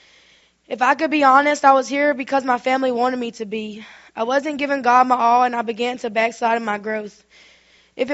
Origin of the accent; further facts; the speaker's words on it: Minden, Louisiana, United States; I'm from Minden, Louisiana. I grew up in what I would consider a wonderful home.